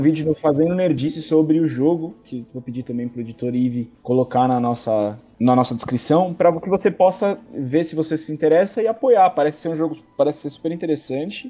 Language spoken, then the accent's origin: Portuguese; Santos, São Paulo, Brazil; moved away as an adult; now in São Paulo, Brazil; eu sou de Santos, né? Agora eu tô morando em São Paulo